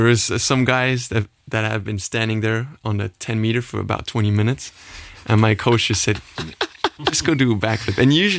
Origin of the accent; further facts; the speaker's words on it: Sandweiler, Luxembourg; moved away as an adult; also born or lived in Los Angeles, United States; I'm a swimmer. I was born in Luxembourg. I live in Sandweiler.